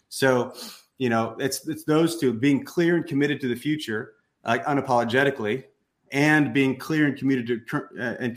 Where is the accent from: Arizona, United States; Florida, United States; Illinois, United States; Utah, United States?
Illinois, United States; Southern; moved away; I came from the Midwest, came from a small town, middle of nowhere, Southern Illinois, great parents, school teachers, the whole thing